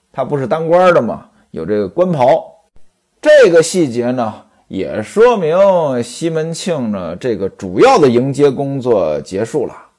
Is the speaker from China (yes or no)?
yes; North China Plain, China; moved away; 我们老家的话呢，叫去锅